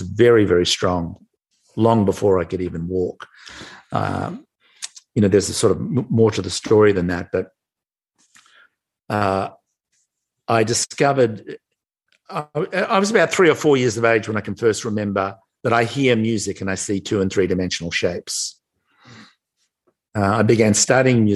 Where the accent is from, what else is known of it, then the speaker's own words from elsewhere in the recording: Melbourne, Victoria, Australia; moved away as an adult; now in United States; I'm from Melbourne, Australia. I live in the US now. I've been here for nearly 30 years, but born and raised in Australia.